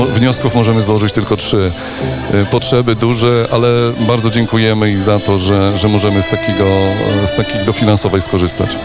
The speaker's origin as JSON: {"language": "Polish", "town": "Tykocin", "region": "Podlaskie Voivodeship", "country": "Poland", "tie": "born or raised there", "said": "jestem rodowitym mieszkańcem Tykocina"}